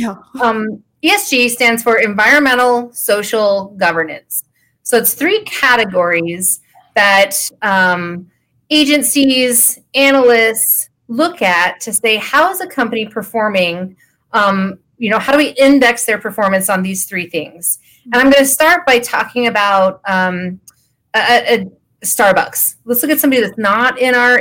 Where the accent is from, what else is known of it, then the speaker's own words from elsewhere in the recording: Idaho Falls, Idaho, United States; now in Colorado, United States; I'm a small town girl. I'm from Idaho Falls, Idaho